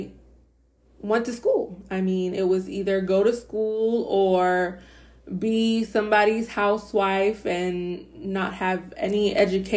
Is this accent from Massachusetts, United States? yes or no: yes; Boston, Massachusetts, United States; moved away as an adult; now in Florida, United States; I grew up in Boston, Massachusetts, and I moved to Florida in 2013